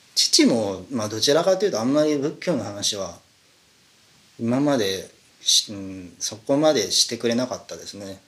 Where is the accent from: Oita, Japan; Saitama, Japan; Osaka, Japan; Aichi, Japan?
Saitama, Japan; born or raised there